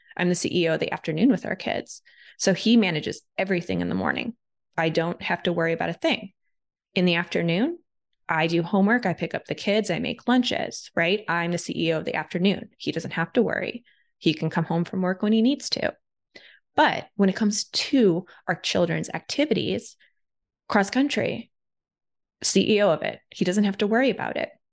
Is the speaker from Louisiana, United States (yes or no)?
no; Ohio, United States; I'm from Ohio. Like I didn't grow up with a ton of money, you know, out in the Midwest.